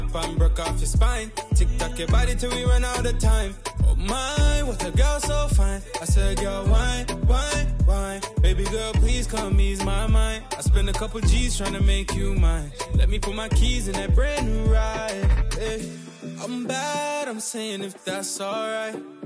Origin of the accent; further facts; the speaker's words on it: Bahamas; now in Florida, United States; I am from the Bahamas, but I am residing in Florida at the moment.